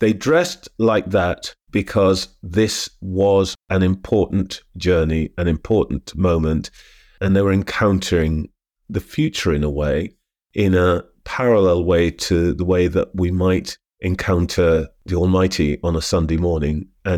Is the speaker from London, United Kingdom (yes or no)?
yes; London, United Kingdom; born there; also born or lived in British Guiana; I was born in London, but as a child, shuttled a bit back and forth.